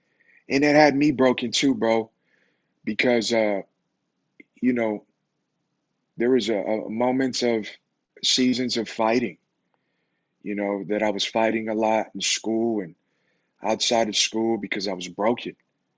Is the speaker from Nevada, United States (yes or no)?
yes; Las Vegas, Nevada, United States; And so, yeah, man, so you can imagine growing up in Vegas, super fast. The life is fast in Vegas.